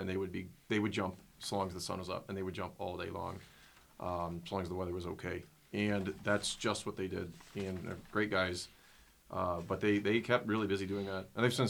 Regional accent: Minnesota, United States; I grew up in Minnesota, and canoeing is close to my soul.

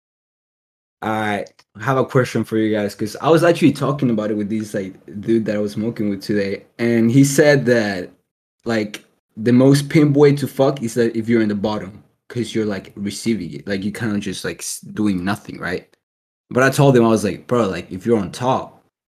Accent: Argentina; moved away

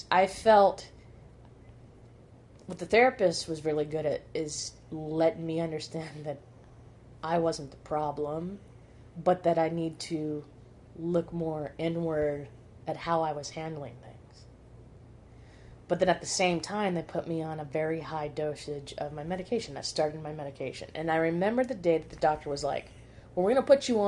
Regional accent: Arizona, United States; moved away as an adult; ended up moving back to Arizona, well, moving back to my hometown, moving back in with my parents

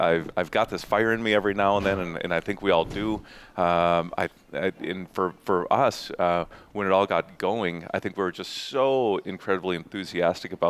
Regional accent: Eau Claire, Wisconsin, United States; being born and raised in Eau Claire

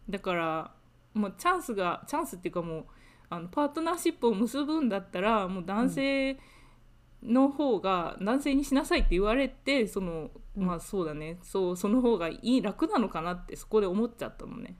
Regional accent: Japan; moved away as an adult; now in United Kingdom; 私はもともと日本で生まれ育った

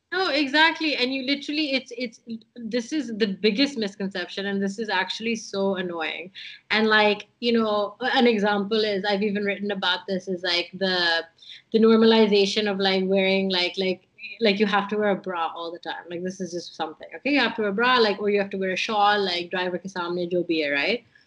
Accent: Islamabad, Islamabad Capital Territory, Pakistan; there was a lot of name dropping growing up in Islamabad

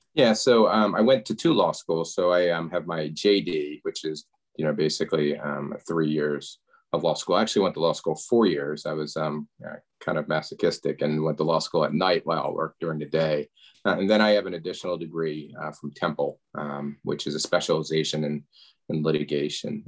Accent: Media, Pennsylvania, United States; I grew up outside of Philadelphia in a town called Media

